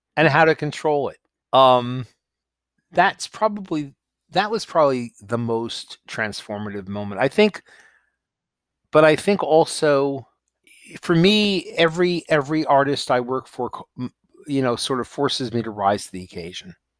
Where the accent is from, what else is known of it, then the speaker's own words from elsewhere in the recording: New York, United States; moved away as an adult; also born or lived in Los Angeles, United States / Texas, United States; I grew up in New York, but I had to live in L